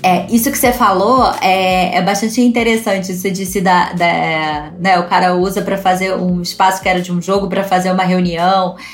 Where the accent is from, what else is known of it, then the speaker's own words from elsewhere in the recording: Brazil; A gente, como brasileiro